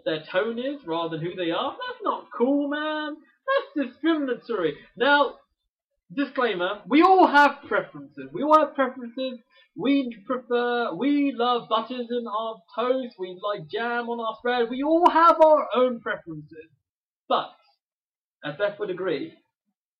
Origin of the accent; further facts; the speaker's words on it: United Kingdom; accent: British; I am a British guy, right? You can tell by my accent.